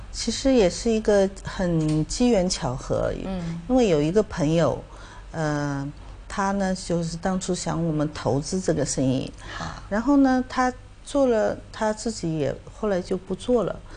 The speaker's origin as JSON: {"language": "Chinese", "country": "Hong Kong", "said": "我香港人"}